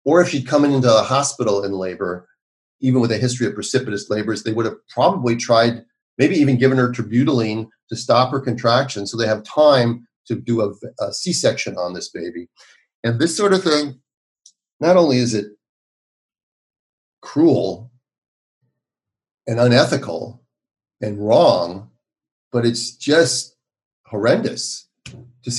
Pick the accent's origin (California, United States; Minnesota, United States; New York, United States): Minnesota, United States; Minneapolis; moved away as an adult; how's my hometown these days